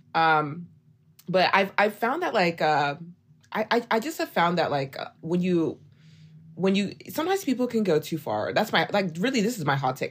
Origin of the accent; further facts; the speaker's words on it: Oklahoma, United States; moved away as an adult; now in Dallas, United States; I'm from Oklahoma.